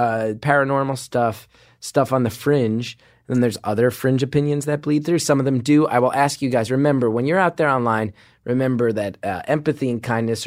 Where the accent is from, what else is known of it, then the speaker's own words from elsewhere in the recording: New York City, New York, United States; my hometown, New York City